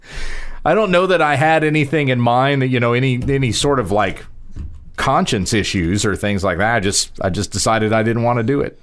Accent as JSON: {"language": "English", "region": "South Carolina", "country": "United States", "tie": "born or raised there", "said": "I grew up in South Carolina"}